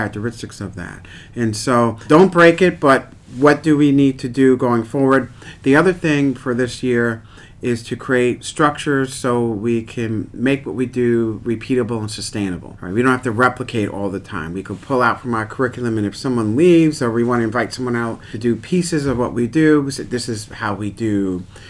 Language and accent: English; New York City, New York, United States; I'm from Queens, New York